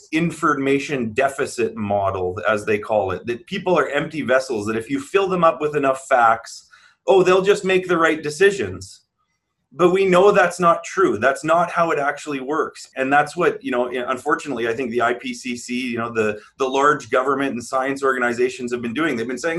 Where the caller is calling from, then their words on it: Manitoba, Canada; I'm coming from Treaty One territory in the homelands of the Métis Nation.